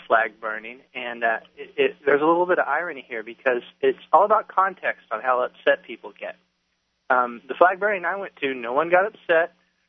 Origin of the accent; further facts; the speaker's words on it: Oklahoma, United States; accent: hick, Oklahoma; I definitely have some Oklahoma coming through.